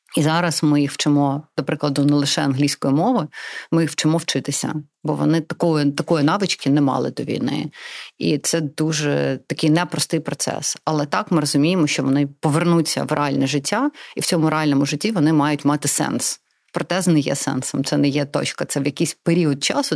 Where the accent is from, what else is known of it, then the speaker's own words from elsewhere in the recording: Crimea, Ukraine; first language Russian; Ukrainian is a second language; moved away; also born or lived in Donetsk, Ukraine; я народилася в Донецьку. Я виросла в Криму